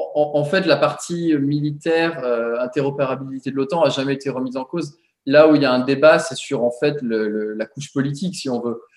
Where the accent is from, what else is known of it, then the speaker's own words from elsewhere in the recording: France; now in Washington, United States; en tant que Français ici à Washington